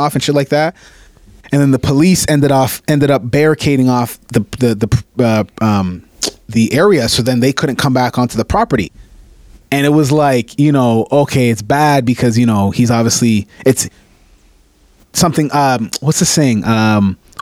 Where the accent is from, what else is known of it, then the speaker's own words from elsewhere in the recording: Canada; I'm Canadian